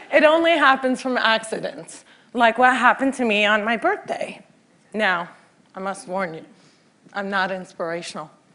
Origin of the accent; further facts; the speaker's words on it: Cliffside Park, New Jersey, United States; Cliffside Park, New Jersey is my hometown